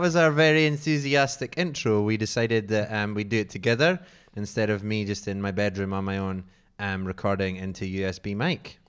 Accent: Scotland, United Kingdom; I'm from Scotland.

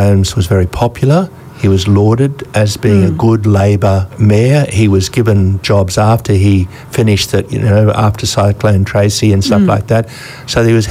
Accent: Brisbane, Queensland, Australia; I grew up in Brisbane, where it was really a town the size of Ipswich now, only about 200,000 people

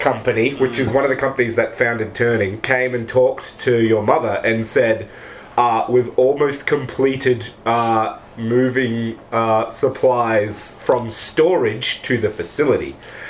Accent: South Africa; Don't know why I talk like this when I'm from South Africa.

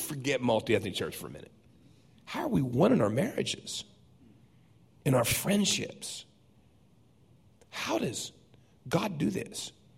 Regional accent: San Diego, California, United States; I grew up in Southern California. Everything shook there all the time. I mean, I can remember as a boy in San Diego looking out and the street turned into ocean.

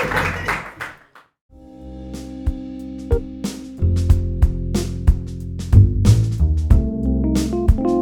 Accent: the South, United States; I'm from the South

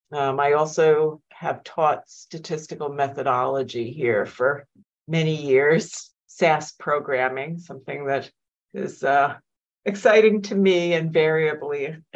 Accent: New York, United States; now in Minnesota, United States; I came here in 1994 from my postdoc, never left Minnesota. I am a New Yorker, transplanted, but I've lived all over the world, actually, and I love Minnesota.

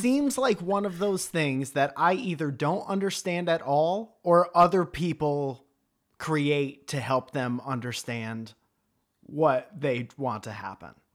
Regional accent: Stratford, Connecticut, United States; I grew up in Stratford, Connecticut

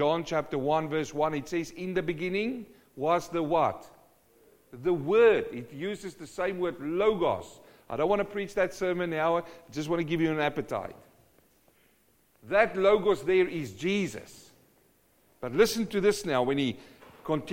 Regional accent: South Africa; I come from South Africa, and in winter the grass dies.

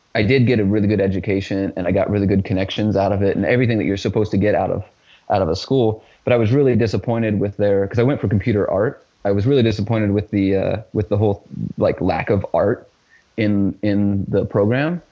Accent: Richmond, Indiana, United States; in my hometown, uh, which is Richmond, Indiana

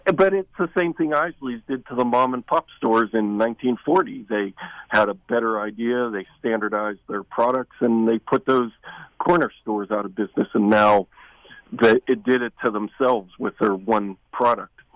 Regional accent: Kennywood Park, Pennsylvania, United States; my hometown park, Kennywood Park

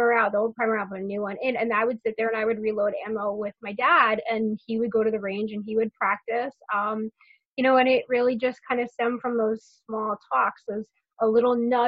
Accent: Westchester County, New York, United States; I grew up in Westchester County, New York, which is the first county right north of New York City

